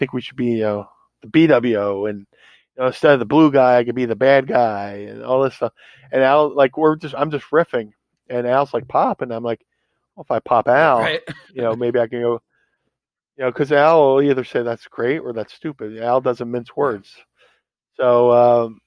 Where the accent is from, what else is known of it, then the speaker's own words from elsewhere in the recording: Philadelphia, Pennsylvania, United States; I was born here, right? So debuted ECW Philly, debuted WWE in Philly, had my Mania moment in Philly. As holy ground as Madison Square Garden is, mm-hmm. I'm unapologetically a Philly homer. So to do WrestleMania in my hometown